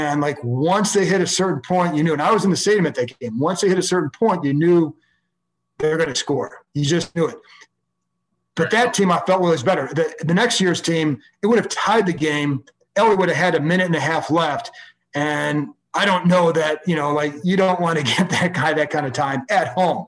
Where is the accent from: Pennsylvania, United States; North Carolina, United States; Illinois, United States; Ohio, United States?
Ohio, United States; Cleveland; moved away; I grew up in Cleveland.